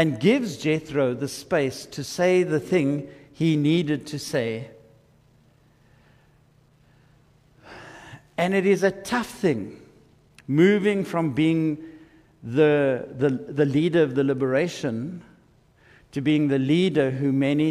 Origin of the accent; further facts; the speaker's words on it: South Africa; I am a South African